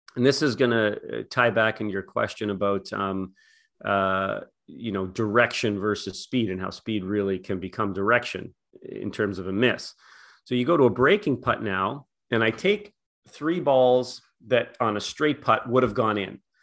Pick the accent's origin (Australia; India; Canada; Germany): Canada; I'm from Canada